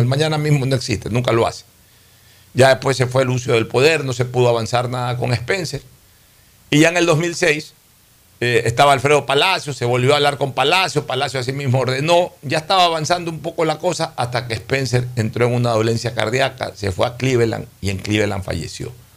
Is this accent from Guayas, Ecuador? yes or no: yes; Guayaquil, Guayas, Ecuador; moved away; Somos guayaquileños y nos sentimos orgullosamente guayaquileños